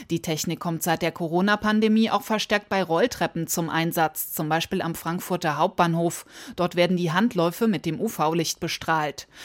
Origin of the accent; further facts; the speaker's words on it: Lithuania; German is a second language; Wetter für mich, es ist normal darum, dass ich bin aus Litauen. Litauen ist nordeuropäischer Staat. Wir haben Winter.